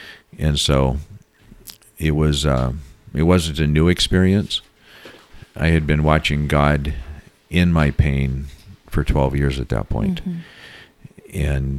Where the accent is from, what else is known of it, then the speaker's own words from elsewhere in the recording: Seattle, Washington, United States; And they asked me, I was from Seattle, I'd done bigger things than they had ever done, and asked me to lead the committee. And I said, no, this isn't my town.